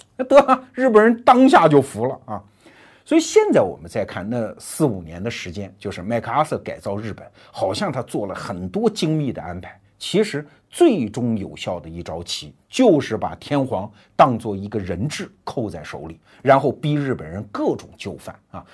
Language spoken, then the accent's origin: Chinese; China; 我们中国人